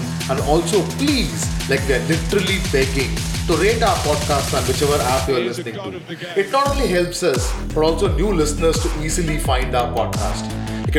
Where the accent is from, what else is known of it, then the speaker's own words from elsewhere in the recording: India; As an Indian